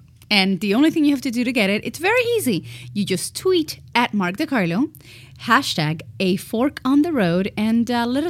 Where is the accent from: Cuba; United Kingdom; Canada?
Cuba; moved away; We escaped, because you don't leave Cuba, you escape.